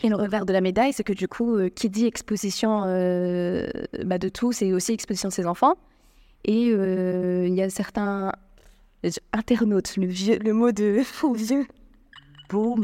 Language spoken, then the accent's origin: French; France; now in Morocco; je suis française, je, je parle française algérienne